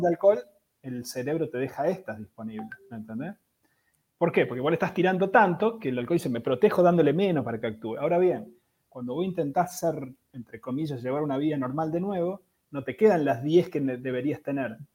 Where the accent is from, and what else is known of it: Argentina